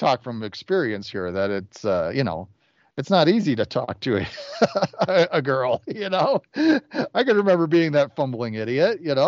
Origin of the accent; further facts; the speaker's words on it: Chicago, Illinois, United States; moved away as an adult; now in Denver, United States; I grew up in the Chicago suburbs.